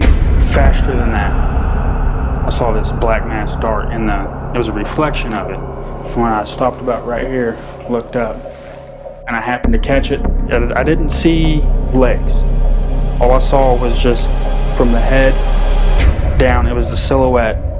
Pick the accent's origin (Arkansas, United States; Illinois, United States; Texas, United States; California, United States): Texas, United States; Pampa; I lived in Pampa, Texas. That was my hometown.